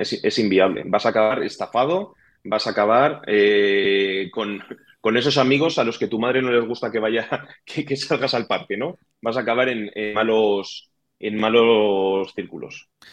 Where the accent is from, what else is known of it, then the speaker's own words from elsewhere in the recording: Madrid, Community of Madrid, Spain; Yo nací en Madrid, he tenido ese barrio de Madrid antiguo